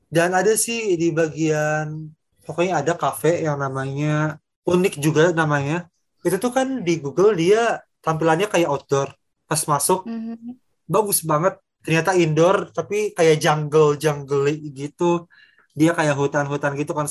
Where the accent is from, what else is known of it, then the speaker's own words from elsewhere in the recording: Bekasi, West Java, Indonesia; now in Bandung, Indonesia; anak Bekasi yang pindah ke Bandung